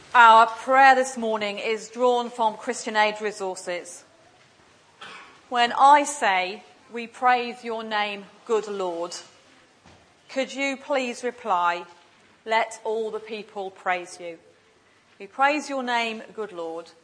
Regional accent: England, United Kingdom; now in Glasgow, United Kingdom; I was English coming from Glasgow

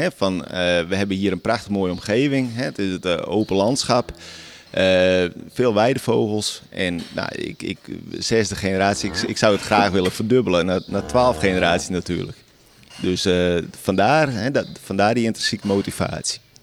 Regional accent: Friesland, Netherlands; ben hier geboren. Ik slaap nu op precies dezelfde plek als waar ik ben geboren

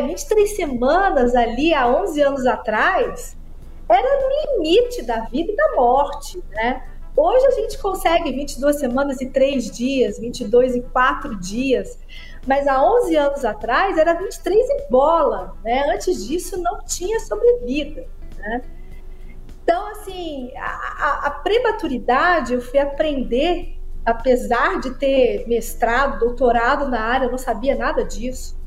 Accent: Araxá, Minas Gerais, Brazil; Eu sou prematura, nasci com 29 semanas em Araxá

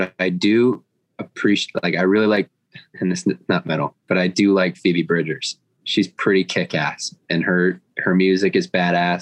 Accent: Lake Orion, Michigan, United States; I'm from Lake Orion, Michigan, and I'm an artist

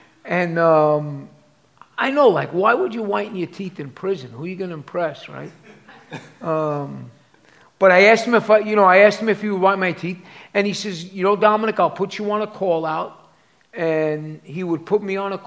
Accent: New York City, New York, United States; also born or lived in East Harlem / City Island / Staten Island / Manhattan; I am from New York City, obviously. I was born on 116th Street in Pleasant Avenue.

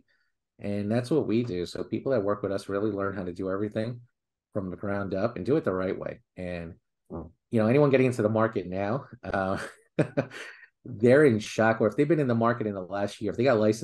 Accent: New York City, New York, United States; I grew up in Queens

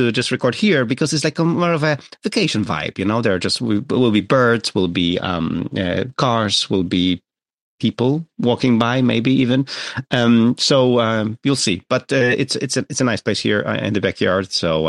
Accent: Gdynia, Pomeranian Voivodeship, Poland; moved away; Today I'm recording from my hometown of Gdynia, and today I'm recording also from my backyard here.

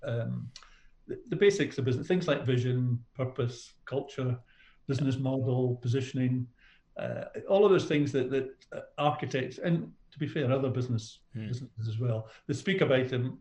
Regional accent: Scotland, United Kingdom; moved away as an adult; now in Australia; I had a business career in Scotland

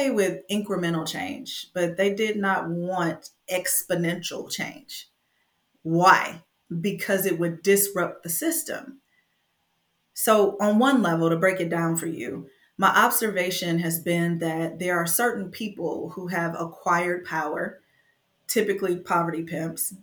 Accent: Flint, Michigan, United States; I was born and raised in Flint, Michigan in the 80s

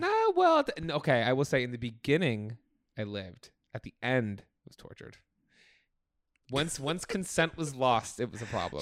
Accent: Oakland, New Jersey, United States; moved away; in my hometown of Oakland, New Jersey, which I just revisited

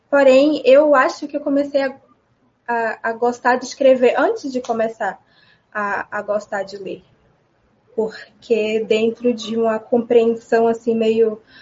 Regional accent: Amélia Rodrigues, Bahia, Brazil; also born or lived in Salvador / Feira de Santana; Eu nasci em Salvador nos anos 2000, em março. Estava chovendo muito, segundo meus pais. E mas só nasci também só para, porque eu morei em Amélia Rodrigues a minha vida inteira. Morei parcialmente porque eu estudava em Feira de Santana

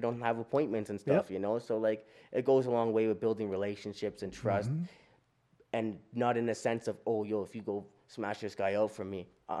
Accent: Duck Lake, Saskatchewan, Canada; Like we come from Beardies and Okemasis and Duck Lake, right? Out in Saskatchewan.

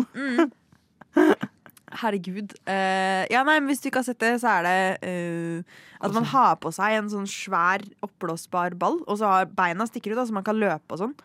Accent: Norway; som nordmenn

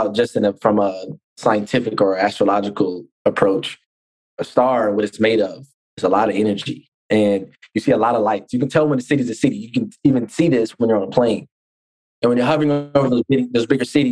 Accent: Oakland, California, United States; I'm from Oakland

